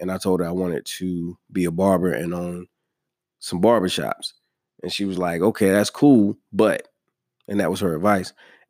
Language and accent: English; New York, United States; born there; I was born in New York.